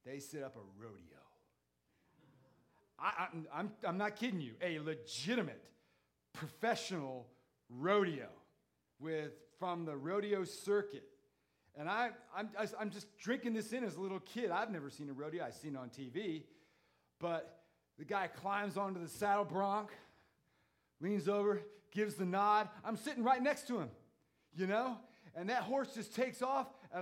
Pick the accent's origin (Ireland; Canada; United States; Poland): United States; growing up outside of Washington, D.C.